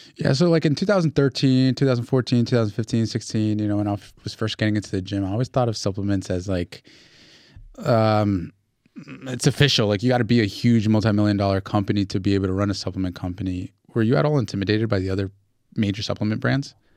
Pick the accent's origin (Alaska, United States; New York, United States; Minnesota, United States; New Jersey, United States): New Jersey, United States; Newark; I grew up in Newark